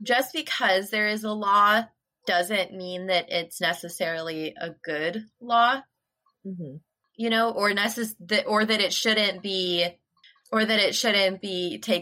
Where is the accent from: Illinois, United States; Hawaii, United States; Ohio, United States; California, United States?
Illinois, United States; moved away; also born or lived in Nebraska; I grew up in Illinois, and I didn't know that it wasn't a law in the entire universe until we moved out of Illinois.